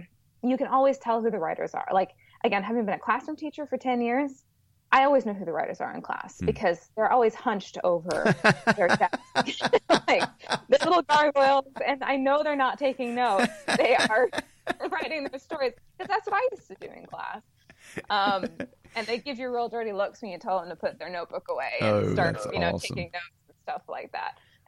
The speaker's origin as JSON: {"language": "English", "town": "Chicago", "region": "Illinois", "country": "United States", "lives_now": "Alabama, United States", "said": "Yes, we are from the Midwest. My husband grew up in Minnesota all his entire life, and I just moved all over the Midwest. I was from Chicago mainly."}